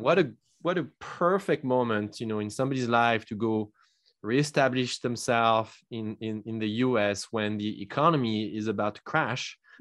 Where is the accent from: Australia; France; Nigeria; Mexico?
France; English is a second language; moved away as an adult; now in United States; I'm not originally from the U S. I come from France, and I immigrated here in two thousand eight.